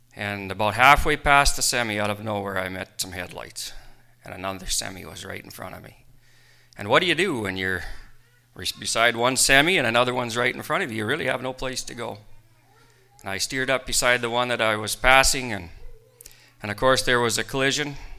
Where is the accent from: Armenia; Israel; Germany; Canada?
Canada; Rocanville, Saskatchewan; I left my hometown of Rocanville